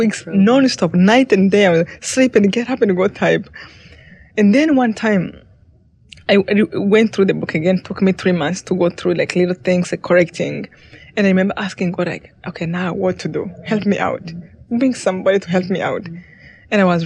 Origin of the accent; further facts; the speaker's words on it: Rwanda; moved away; I came from Rwanda